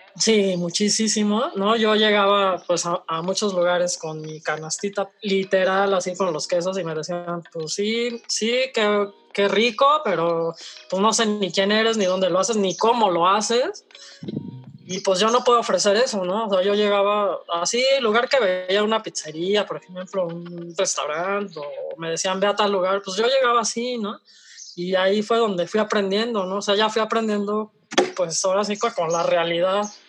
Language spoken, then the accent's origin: Spanish; Mexico; como productores mexicanos